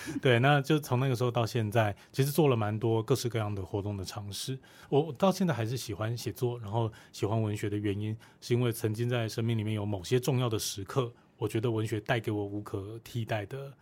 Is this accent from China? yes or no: no; Kaohsiung, Taiwan; also born or lived in Hualien-Taitung; 一个高雄港边长大的小孩